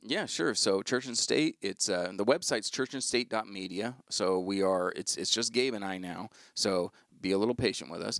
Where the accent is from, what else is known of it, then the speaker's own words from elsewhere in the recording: United States; we as American Christians